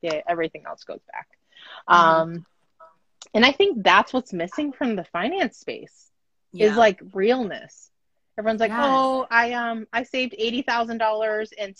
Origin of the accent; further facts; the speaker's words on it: United States; I'm Japanese American